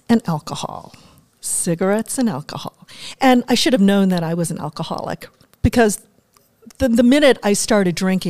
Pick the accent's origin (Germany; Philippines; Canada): Germany; moved away; also born or lived in Washington, D.C.; Well, I grew up in Germany. My father was in the military. My mother was German, so I had, you know, this bicultural, bilingual upbringing.